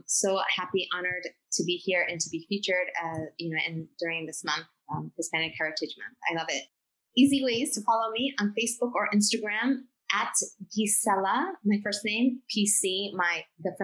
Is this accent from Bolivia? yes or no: yes; Bolivia; moved away; I'm from Bolivia